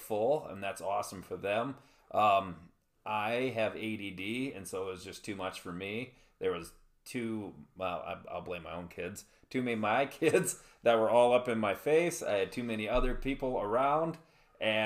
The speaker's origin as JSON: {"language": "English", "region": "Iowa", "country": "United States", "tie": "born or raised there", "said": "I grew up in Iowa"}